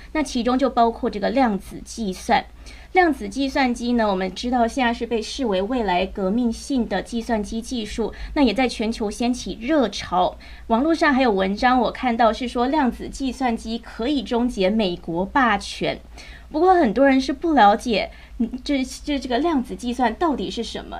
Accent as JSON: {"language": "Chinese", "country": "Taiwan", "said": "身为台湾人呢，我也是摇头"}